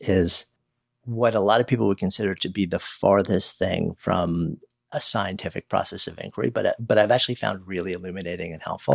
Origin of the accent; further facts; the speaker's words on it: around New York City, United States; I was raised around New York City, you know, like, just outside New York City, spent, you know, thirty years in the city